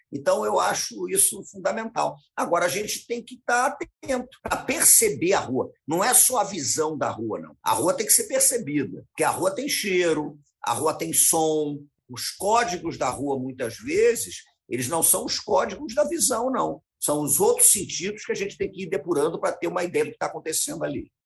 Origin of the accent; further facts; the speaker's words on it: Rio de Janeiro, Brazil; Eu morei sempre no Rio de Janeiro, eu nasci no Rio de Janeiro.